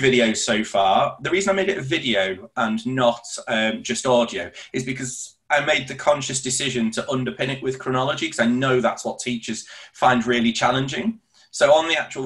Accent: Leeds, Yorkshire and the Humber, United Kingdom; for me growing up in Leeds

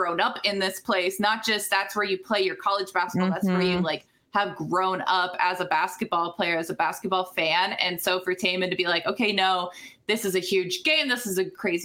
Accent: Ames, Iowa, United States; I grew up in Ames.

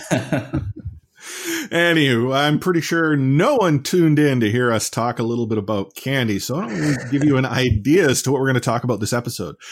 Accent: Canada; we're Canadian

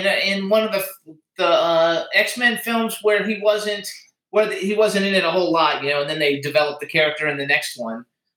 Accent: Florida, United States; accent: Florida; now in Palm Springs, United States

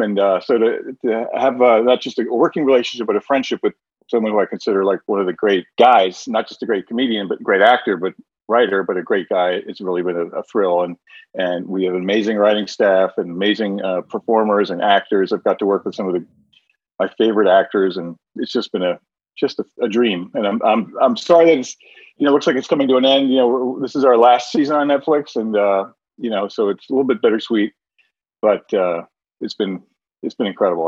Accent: New Jersey, United States; my neighborhood growing up in New Jersey

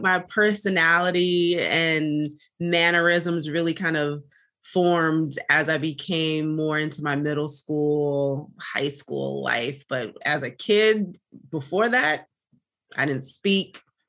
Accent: Jamaica; As a Jamaican, we're often taught, you know, don't talk your business, don't speak your business, keep everything to yourself and in your family, and that's it.

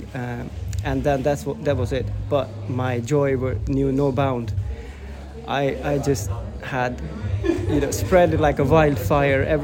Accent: Finland; I'm from Finland

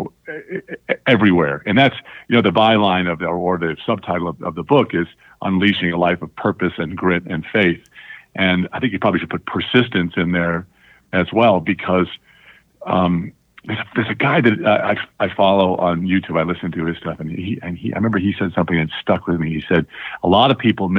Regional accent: Long Island, New York, United States; growing up on Long Island was a great life

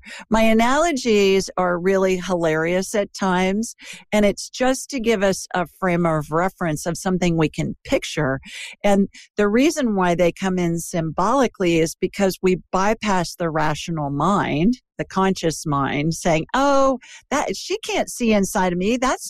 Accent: Ohio, United States; now in Birmingham, United States; I'm obviously not from the South. I'm a Yankee who's transplanted. Are you? Yeah, Ohio.

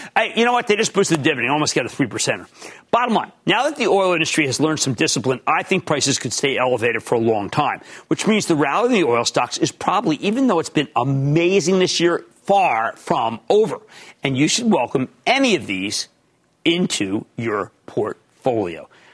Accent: Philadelphia, Pennsylvania, United States; also born or lived in New Jersey; we're from Philly.

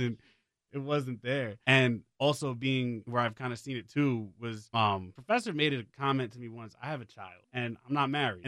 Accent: New York City, New York, United States; moved away as an adult; now in Raleigh, United States; I'm from the Bronx, like, like, you know, I grew up there

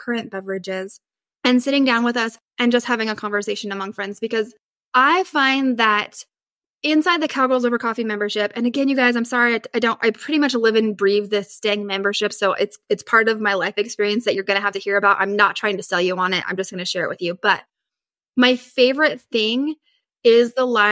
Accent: Northern Idaho, United States; I grew up in Northern Idaho and like we usually had like a ton of snow

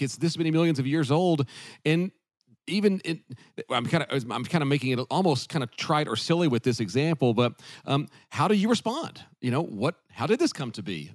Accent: the South, United States; growing up in the South

